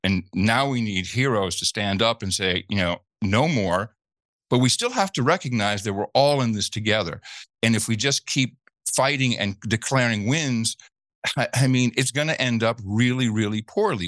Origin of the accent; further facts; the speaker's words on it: Netherlands; moved away; I grew up in the Netherlands